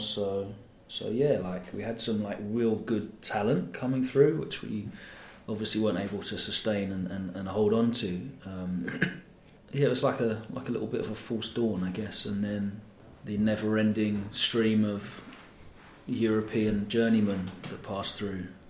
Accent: Essex, East of England, United Kingdom; I grew up in Essex

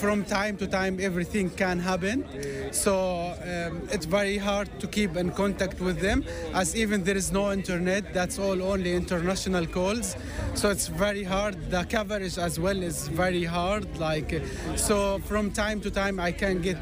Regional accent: Gaza, Gaza Strip, Palestine; now in Ireland; I'm Palestinian. I'm from Gaza

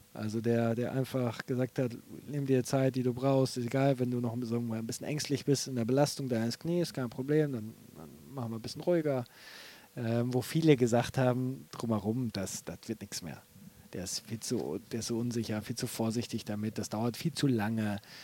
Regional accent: North Rhine-Westphalia, Germany; moved away; also born or lived in Bremen / Aachen / Leverkusen; ich bin ja Westfale

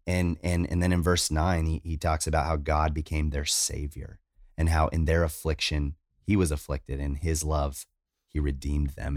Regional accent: United States; I'm American, I'm not Japanese

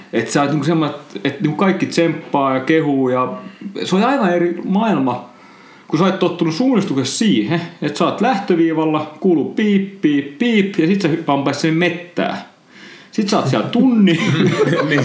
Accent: Noormarkku, Satakunta, Finland; mä oon siis kotoisin Noormarkusta

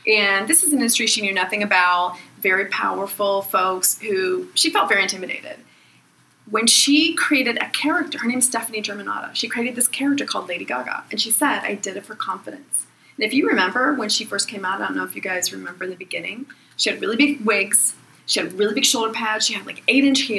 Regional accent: Pittsburgh, Pennsylvania, United States; I'm from Pittsburgh

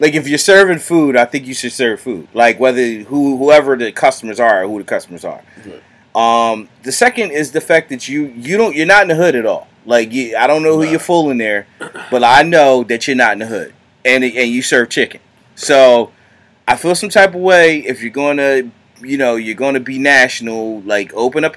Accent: Philadelphia, Pennsylvania, United States; we're from the Philadelphia area. It's hoagie where we're from

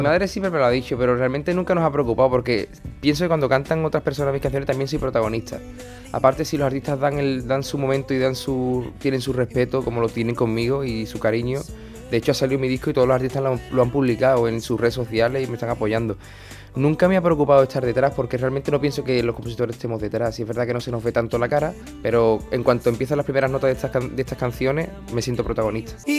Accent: Puerto Real, Andalusia, Spain; moved away; also born or lived in Cádiz; La gente de Puerto Real, que es de donde yo soy

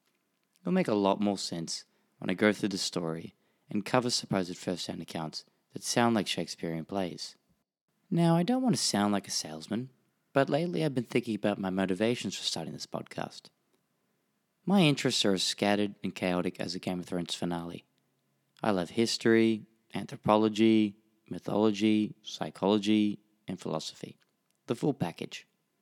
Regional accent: Australia; accent: Australian; also born or lived in Tokyo; and lived in Tokyo for 18 years, so this story has a special place in my heart. I'm Australian, if you can't tell from my strange nasally accent

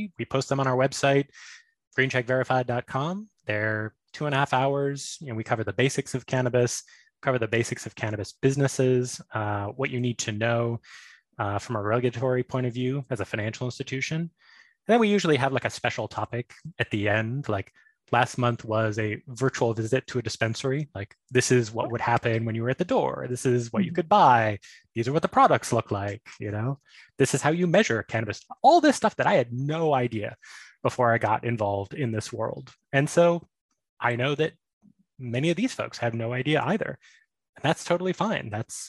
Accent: Alabama, United States; born there; accent: Southern; also born or lived in New York; now in Connecticut, United States; I was born in Alabama, as you can tell by my rich Southern accent. But I lived in New York for several years.

